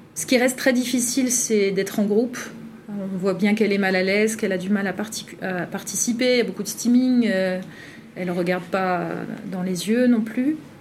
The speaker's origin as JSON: {"language": "French", "region": "northern France", "country": "France", "said": "je viens du Grand Nord"}